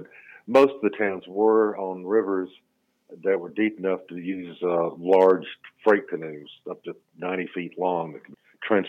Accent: Georgia, United States; also born or lived in Okefenokee Swamp, Georgia / Shenandoah Valley, Virginia; I'm from Georgia. I was actually born in the Okefenokee Swamp near the Florida line. But I've lived in many other places in my life, including the Shenandoah Valley in Virginia.

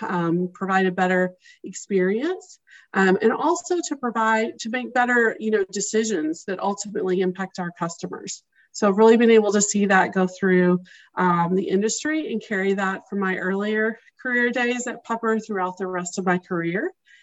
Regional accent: Arkansas, United States; moved away as an adult; also born or lived in Chicago, Illinois / Kentucky / Texas; now in Minneapolis, United States; I'm originally from Arkansas, so I grew up in Arkansas and spent the first few years of my career there, but then the majority of my career was spent in Chicago.

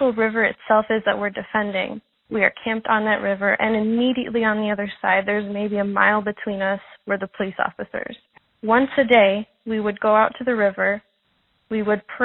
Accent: Montreal, Quebec, Canada; I'm from the Wakashina tribe in Montreal

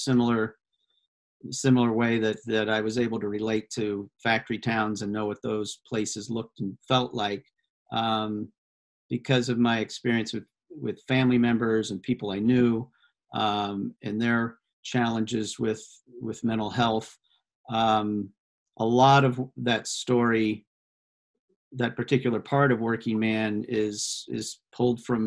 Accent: Iowa, United States; my home state of Iowa

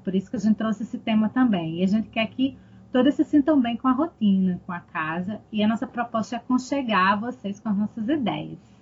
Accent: Northeast Region, Brazil; accent: Nordestino

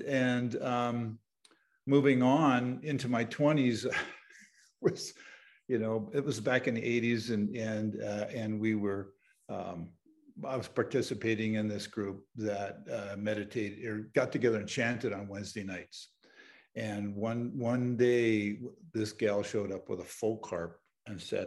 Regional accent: Southern Ontario, Canada; I grew up in Southern Ontario in Canada.

